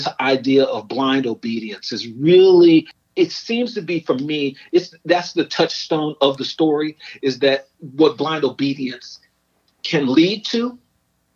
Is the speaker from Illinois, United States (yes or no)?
yes; Chicago, Illinois, United States; I grew up in Chicago